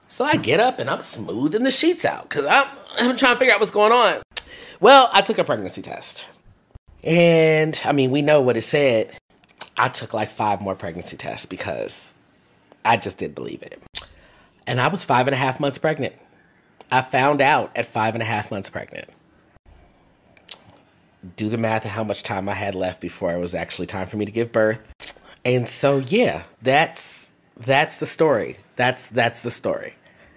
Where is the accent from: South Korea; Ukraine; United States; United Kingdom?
United States; Fort Lauderdale, Florida; also born or lived in Washington, D.C. / Brooklyn, New York; now in Houston, United States; So I was born in Washington, D.C., and I grew up in Fort Lauderdale, Florida.